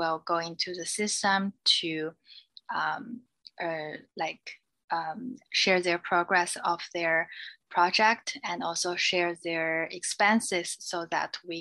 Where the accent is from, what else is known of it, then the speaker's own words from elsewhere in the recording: China; English is a second language; moved away as an adult; also born or lived in United Kingdom; now in New York, United States; I am originally from China